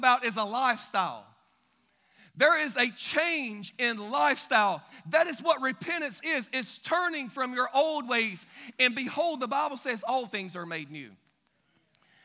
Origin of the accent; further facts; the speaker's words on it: Billingsley, Alabama, United States; Grew up in a little town called Billingsley, Alabama